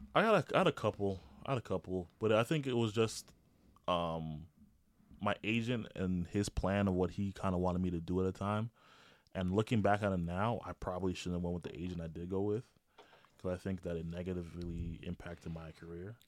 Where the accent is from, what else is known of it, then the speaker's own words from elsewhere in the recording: Toronto, Ontario, Canada; moved away; I grew up in Toronto